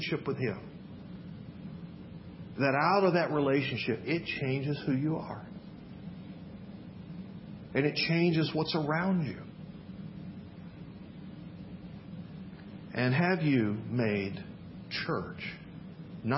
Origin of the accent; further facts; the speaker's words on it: Memphis, Tennessee, United States; moved away; I grew up in Memphis, Tennessee.